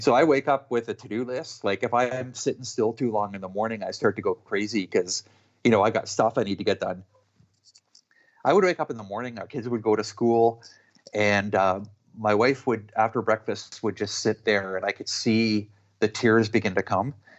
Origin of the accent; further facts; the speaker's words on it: Canada; I'm Canadian